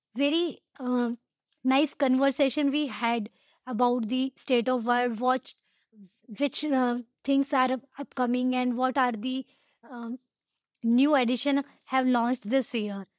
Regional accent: Ajmer, Rajasthan, India; I'm from Ajmer, India

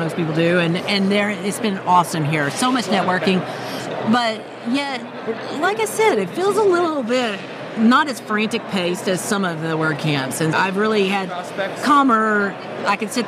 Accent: Houston, Texas, United States; I'm from Houston where NASA is

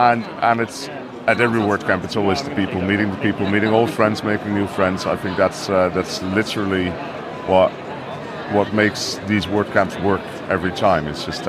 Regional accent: Netherlands; I'm the CEO of Yoast, and I'm from the Netherlands.

